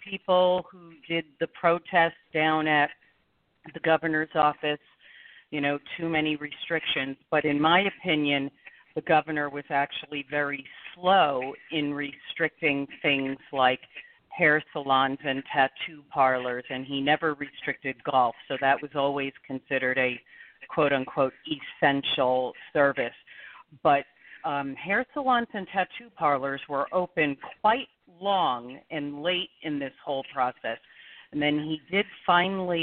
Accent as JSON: {"language": "English", "region": "New Jersey", "country": "United States", "tie": "born or raised there", "also_born_or_lived": "New York City", "moved": "as an adult", "lives_now": "Scottsdale, United States", "said": "I am a Jersey girl. I was born in New York City, grew up in New Jersey, and 13 and a half years ago, I moved to Scottsdale"}